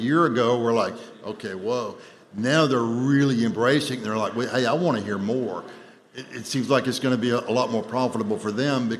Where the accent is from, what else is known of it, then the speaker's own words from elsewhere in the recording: Atlanta, Georgia, United States; I'm from Atlanta